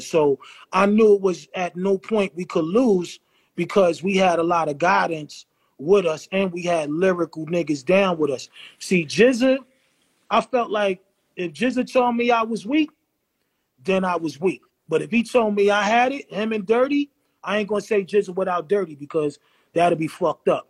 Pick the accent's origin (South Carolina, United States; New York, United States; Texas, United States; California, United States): New York, United States; New York City; I'm from the Hill.